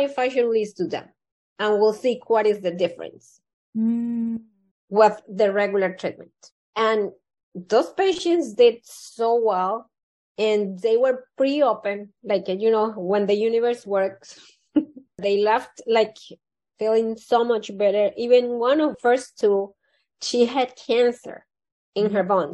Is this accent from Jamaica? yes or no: no; Colombia; moved away; I was born in Colombia, South America.